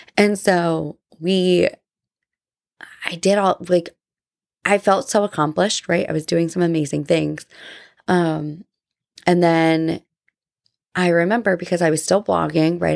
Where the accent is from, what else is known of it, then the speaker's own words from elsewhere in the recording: New Jersey, United States; now in Georgia, United States; I grew up in New Jersey